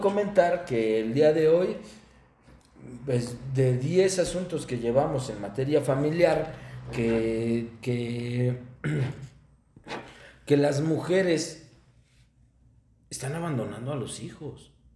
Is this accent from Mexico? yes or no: yes; Mexico; also born or lived in Toluca, State of Mexico; mi país